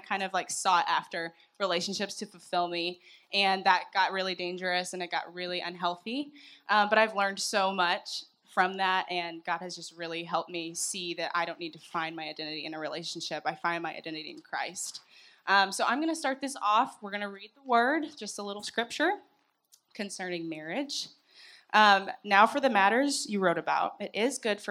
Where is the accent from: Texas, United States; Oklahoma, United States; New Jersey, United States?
Oklahoma, United States; Duncan; moved away; I'm from Duncan